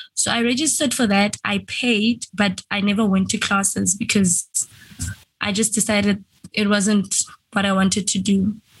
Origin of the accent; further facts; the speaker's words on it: Venda, Limpopo, South Africa; I am a South African. I was born in South Africa, Limpopo, in a place called Venda.